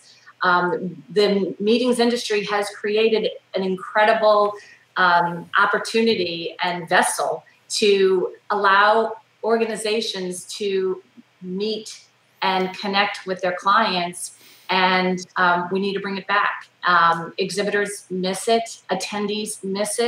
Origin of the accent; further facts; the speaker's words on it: the South, United States; I'm from the South.